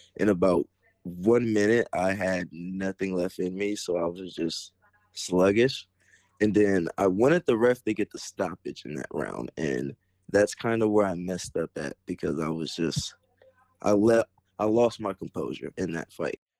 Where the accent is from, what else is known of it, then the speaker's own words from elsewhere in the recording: Perry Township, Ohio, United States; also born or lived in Canton, Ohio; growing up, I started off in Berry Township all the way up till my high school years, and then I ended up transferring to McKinley